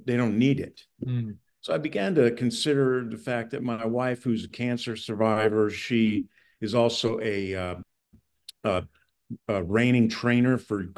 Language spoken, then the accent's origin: English; California, United States; Hey, nobody wants to know I'm from California.